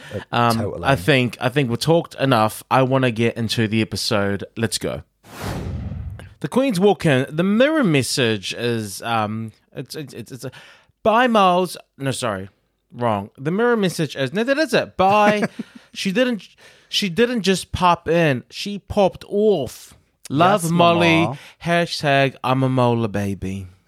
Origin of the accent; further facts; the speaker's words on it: Auckland, New Zealand; I mean, we're both from South Auckland